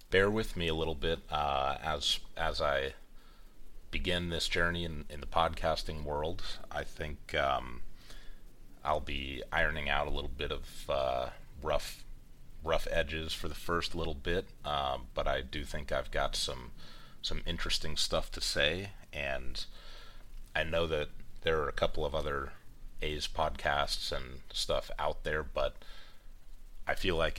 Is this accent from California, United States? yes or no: yes; East Bay, California, United States; I grew up in the East Bay. I lived there for almost all of my life, about 10 to 15 minutes away from